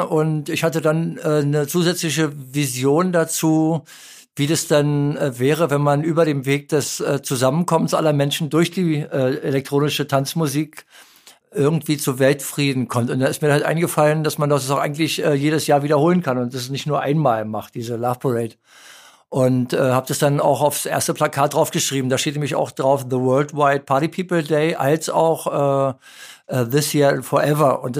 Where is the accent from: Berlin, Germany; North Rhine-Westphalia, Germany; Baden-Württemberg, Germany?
Berlin, Germany; weil in Berlin gab es ja keine Off-Locations, war ja West-Berlin, wo ich aufgewachsen bin.